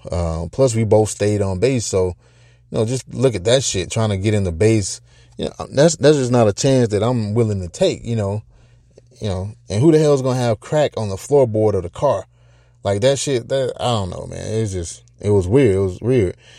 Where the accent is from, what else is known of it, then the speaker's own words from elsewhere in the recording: United States; as an American, or as Americans